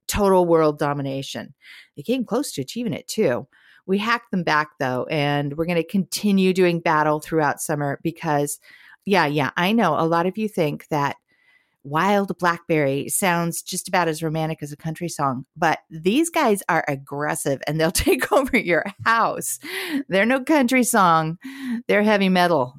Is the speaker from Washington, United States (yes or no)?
no; Southern California, United States; now in Portland, United States; I grew up in a little beach community in Southern California